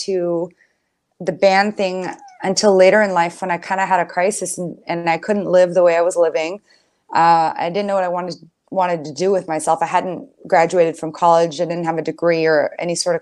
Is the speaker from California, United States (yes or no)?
yes; San Diego, California, United States; I grew up in San Diego